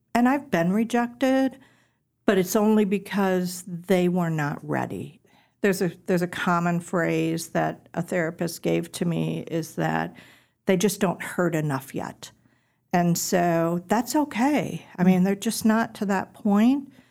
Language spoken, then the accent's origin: English; suburb outside of Milwaukee, Wisconsin, United States; moved away as an adult; now in Tennessee, United States; I'm originally from Wisconsin. Um, a little suburb outside of Milwaukee is where I lived most of my life.